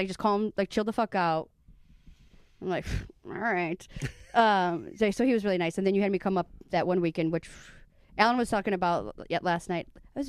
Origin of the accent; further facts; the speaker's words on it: Chicago, Illinois, United States; also born or lived in Midwest; now in Florida, United States; I'm from Chicago, but I didn't start comedy until I went to Florida